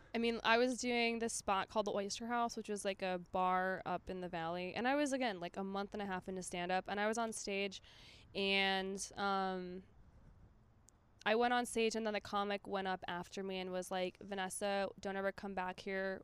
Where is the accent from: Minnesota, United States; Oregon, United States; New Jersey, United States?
Minnesota, United States; I'm from Minnesota.